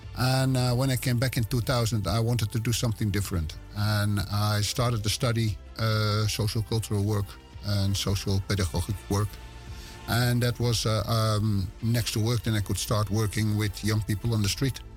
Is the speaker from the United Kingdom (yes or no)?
no; West Friesland, North Holland, Netherlands; accent: West Frisian; English is a second language; I'm born in Zwartdijk. And ah. I grew up in Howard. And those are two villages next to each other in West Friesland. It's in Noord-Holland